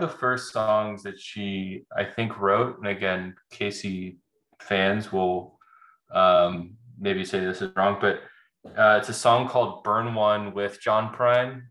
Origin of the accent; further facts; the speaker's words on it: Nashville, Tennessee, United States; We're both from Nashville.